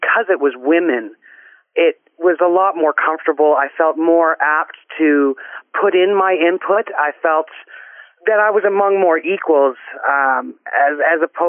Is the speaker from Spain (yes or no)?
no; Guelph, Ontario, Canada; now in Orton, Canada; I currently reside in Orton, Ontario, but I was born and raised in Guelph, Ontario.